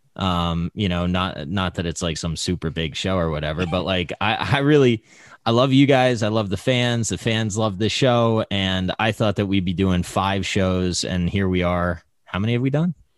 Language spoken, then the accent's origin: English; United States; I was born in America